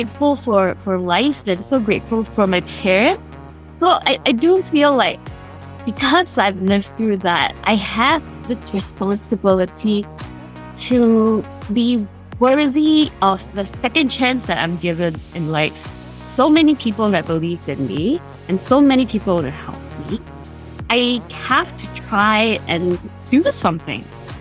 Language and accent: English; Kuala Lumpur, Malaysia; first language Cantonese; English is a second language; moved away as an adult; now in United States; I'm actually from Kuala Lumpur. It's in the city